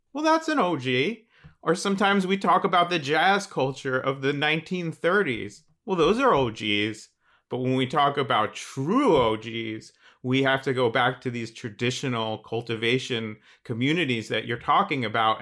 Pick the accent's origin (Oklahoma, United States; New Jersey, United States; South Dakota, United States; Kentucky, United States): New Jersey, United States; I grew up in New Jersey